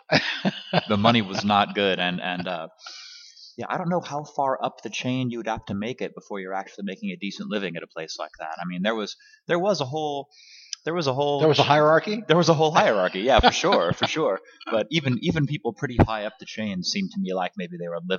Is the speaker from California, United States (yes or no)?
yes; Los Angeles, California, United States; also born or lived in Kansas City, Missouri; I was born in Los Angeles. Yes. In 1974 at uh, Hollywood Presbyterian Hospital.